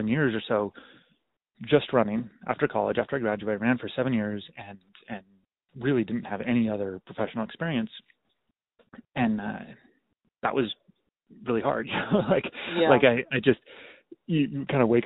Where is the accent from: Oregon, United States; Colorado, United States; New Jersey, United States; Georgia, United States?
Oregon, United States; Klamath Falls; also born or lived in Stanford, California / Eugene, Oregon; I grew up in Klamath Falls, Oregon